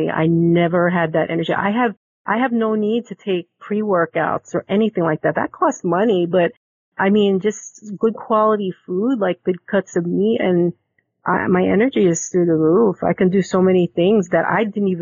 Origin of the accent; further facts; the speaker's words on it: Philippines; being Filipino